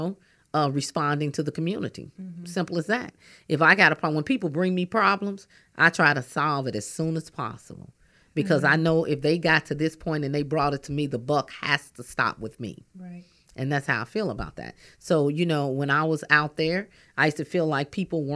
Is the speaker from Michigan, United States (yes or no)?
no; St. Louis, Missouri, United States; I grew up in North St. Louis.